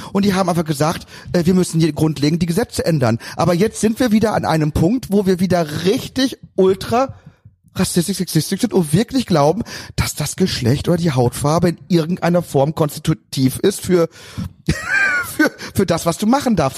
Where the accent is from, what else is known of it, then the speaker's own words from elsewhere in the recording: Cologne, North Rhine-Westphalia, Germany; bin Kölner